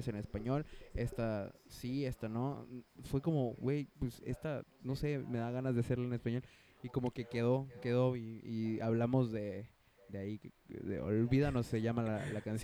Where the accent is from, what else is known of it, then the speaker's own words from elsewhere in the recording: Mexico; somos mexicanos